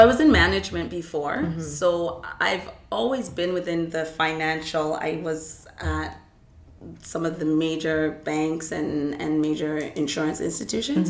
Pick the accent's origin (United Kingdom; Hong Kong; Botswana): United Kingdom; now in Canada; I'm British